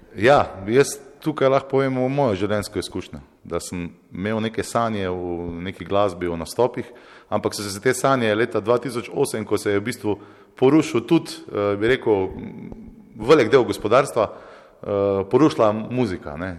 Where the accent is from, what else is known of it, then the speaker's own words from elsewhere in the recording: Velenje, Savinjska, Slovenia; moved away; also born or lived in Maribor; jaz prihajam iz Velenja, potem sem se preselil iz Mari, Maribor